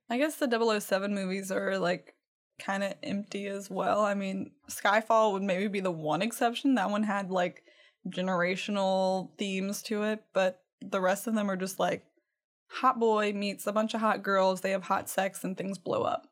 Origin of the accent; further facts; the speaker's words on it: Cajun country, Louisiana, United States; I'm from Cajun land